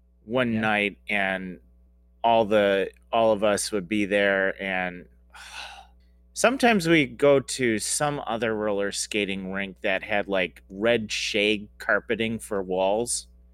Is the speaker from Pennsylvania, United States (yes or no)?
no; Michigan, United States; born there; I mean, I was born in Michigan, lived in Minnesota for a couple years